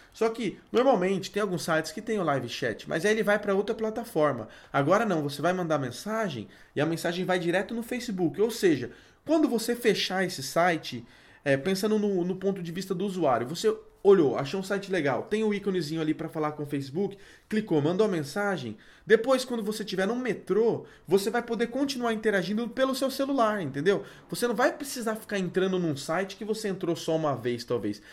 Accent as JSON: {"language": "Portuguese", "country": "Brazil", "said": "nós, como bons brasileiros"}